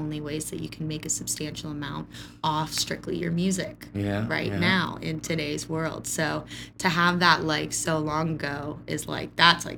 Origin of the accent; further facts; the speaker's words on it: Tampa, Florida, United States; I'm from Tampa, Florida